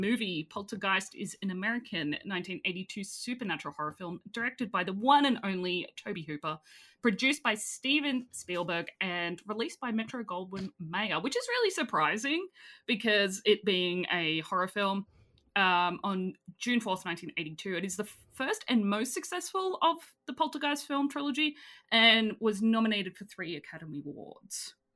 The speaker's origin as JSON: {"language": "English", "country": "Australia", "said": "I'm Australian"}